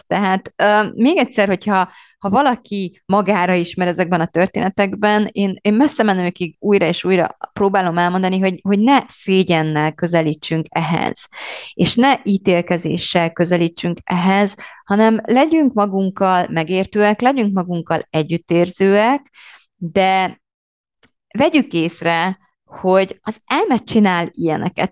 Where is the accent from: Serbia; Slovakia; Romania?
Romania; moved away as an adult; now in Hungary; én Romániában nőttem fel, körülbelül nem is tudom, 20 éves koromig